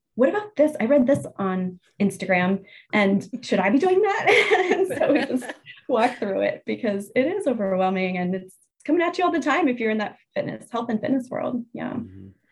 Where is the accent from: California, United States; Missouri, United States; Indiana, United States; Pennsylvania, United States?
Pennsylvania, United States; now in New Jersey, United States; I grew up in Pennsylvania, where Jersey is considered the armpit of the United States. So to say that I now oh. live in New Jersey